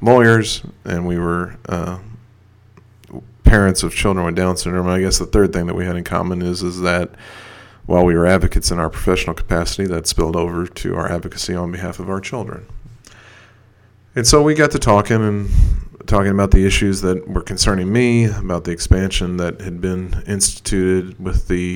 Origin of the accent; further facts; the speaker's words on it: Kentucky, United States; somebody who's been born and raised in Kentucky